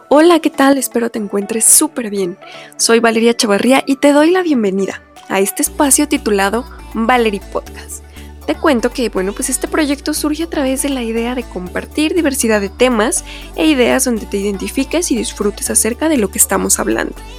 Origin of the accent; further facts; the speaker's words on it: Mexico; soy mexicana